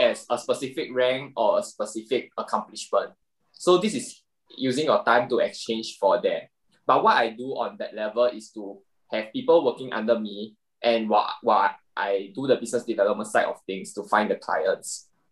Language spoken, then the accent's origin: English; Singapore; as a Singaporean guy, I still have to do my IPPT every single year